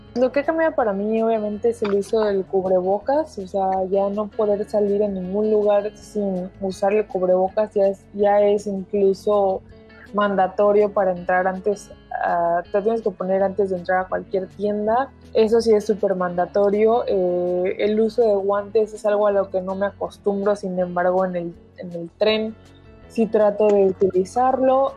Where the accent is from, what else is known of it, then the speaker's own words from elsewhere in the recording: Mexico; now in New York, United States; en donde vivo hoy y pues de donde soy que es México